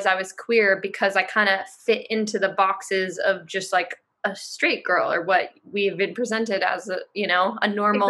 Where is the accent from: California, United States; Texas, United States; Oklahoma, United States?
California, United States; Marin County; also born or lived in San Francisco Bay Area; I grew up in Marin County, which is a super liberal place.